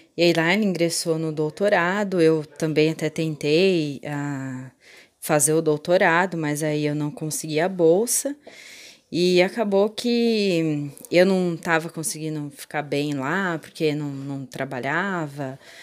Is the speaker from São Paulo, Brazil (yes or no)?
yes; Itatiba, São Paulo, Brazil; eu sou de Itatiba